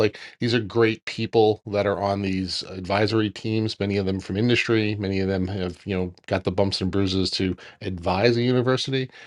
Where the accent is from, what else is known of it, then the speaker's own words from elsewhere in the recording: Long Island, New York, United States; moved away as an adult; now in New Jersey, United States; where I grew up in Long Island.